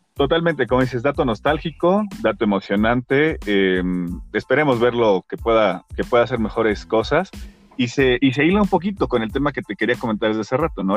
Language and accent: Spanish; Mexico; como mexicanos